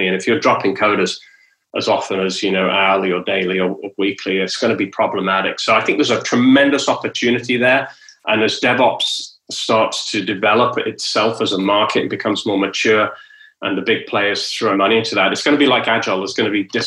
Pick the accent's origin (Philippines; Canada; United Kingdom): United Kingdom; moved away as an adult; also born or lived in London / Texas; now in Southern California, United States; I'm British, you know, and you know, I was born in Britain